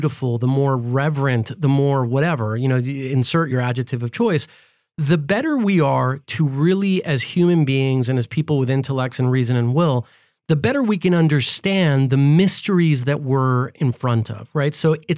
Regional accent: United States; And we take that for granted because like we're American and we use this all the time.

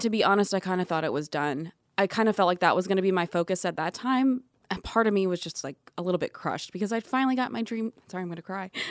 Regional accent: Atlanta, Georgia, United States; moved away as an adult; also born or lived in California; I'm from Atlanta

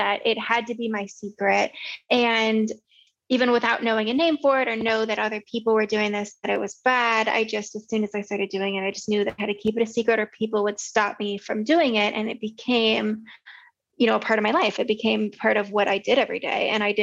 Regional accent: Southern California, United States; I grew up in Southern California

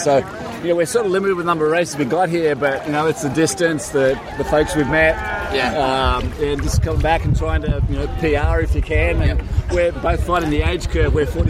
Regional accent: Sydney, New South Wales, Australia; now in Honolulu, United States; I'm originally from Sydney.

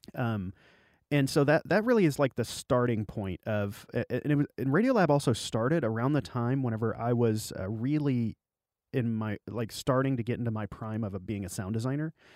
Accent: Arkansas Delta, United States; I grew up in the Delta of Arkansas

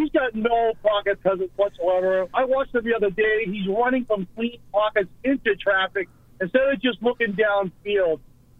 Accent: Everett, Massachusetts, United States; I grew up in Everett too

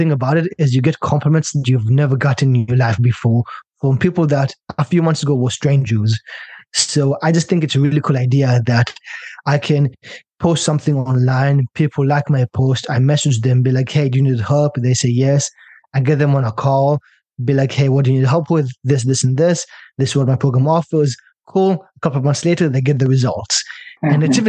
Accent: China; also born or lived in Israel / British Columbia, Canada; I'm from Israel originally, by the way, and I grew up in China, so all over the world.

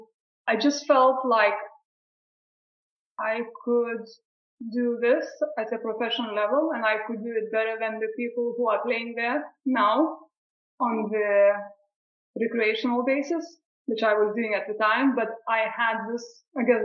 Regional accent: Lithuania; also born or lived in Brighton, England; now in England; I'm originally from Lithuania. I moved to England around 15 years ago

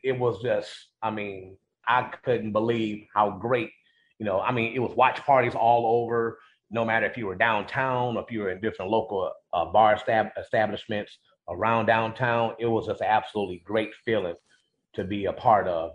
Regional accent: Cleveland Heights, Ohio, United States; growing up in Cle- in Cleveland Heights

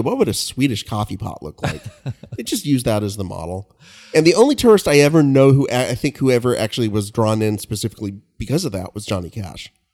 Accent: Kingsburg, California, United States; my hometown of Kingsburg

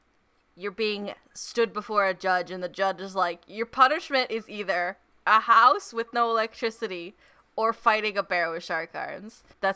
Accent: United States; as an American.

